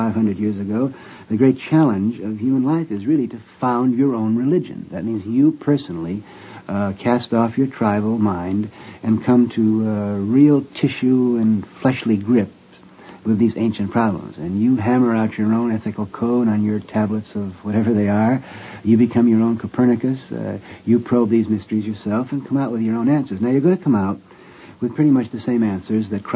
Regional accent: United States; I'm simply an American of Irish descent

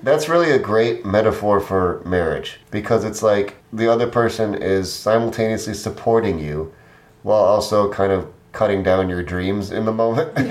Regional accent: Midwest, United States; I'm just Midwesterner, like through and through.

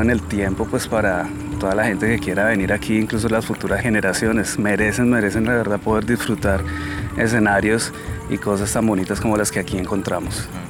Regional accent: Bogotá, Bogotá Capital District, Colombia; also born or lived in Amazonas, Colombia; now in Leticia, Colombia; yo nací en Bogotá, pero finalmente y afortunadamente regresé por aquí, por estas zonas

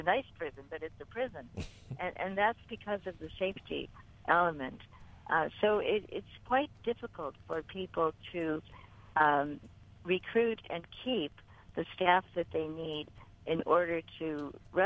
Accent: United States; I was from the United States

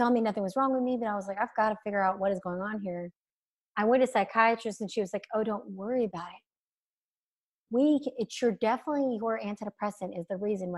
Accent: Alabama, United States; I grew up in Alabama

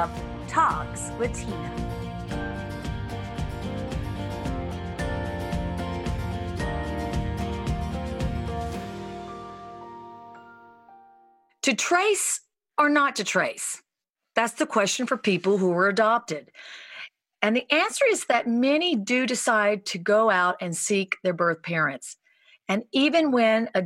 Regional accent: the South, United States; moved away; also born or lived in Hollywood Hills; growing up in the South

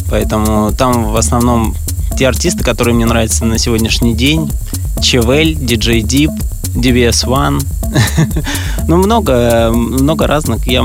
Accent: Grozny, Chechnya, Russia; also born or lived in Stavropol / Saint Petersburg; now in Moscow, Russia; на юге нашей страны, город Грозный да. И в связи с разными событиями, которые там происходили, наша семья переехала сначала в Ставрополь, где я закончил институт

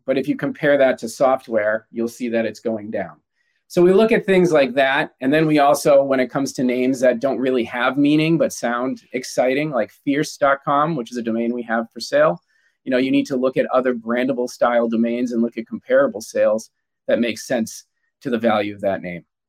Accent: United States; I'm American and I'm a little, you know, I'm a proud American

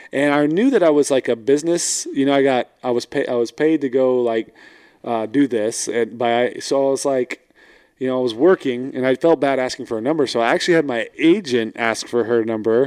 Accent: Fort Worth, Texas, United States; now in Houston, United States; I was born in Fort Worth, but I live in Houston.

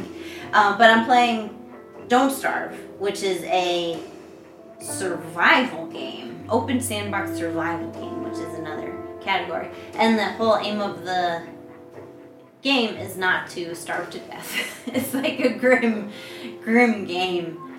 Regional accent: New York, United States; now in China; I'm from New York

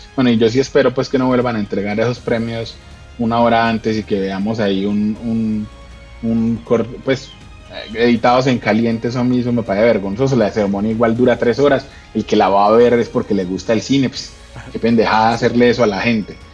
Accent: Colombia; como colombiano

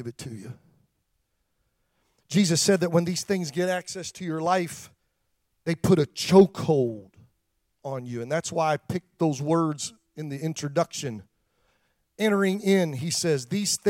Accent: Pennsylvania, United States; I grew up around farmers in Pennsylvania

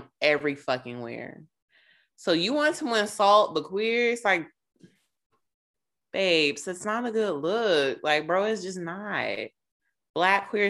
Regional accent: Charlotte, North Carolina, United States; I'm from Charlotte and apparently went to the same high school with this dude

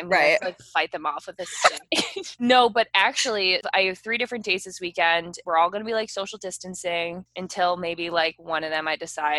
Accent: Chicago, Illinois, United States; moved away as an adult; I grew up in the Chicagoland area. I grew up in the North Suburbs. I went to University of Illinois, then moved to Chicago.

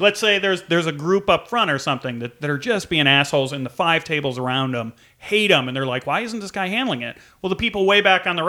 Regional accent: Chicago, Illinois, United States; also born or lived in San Francisco; now in Los Angeles, United States; I grew up in Chicago, but comedy-wise, yeah, my birthplace is San Francisco is where I started.

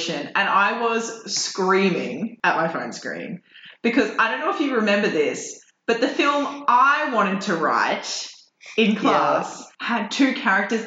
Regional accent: Brisbane, Queensland, Australia; Brisbane. Naturally. My hometown

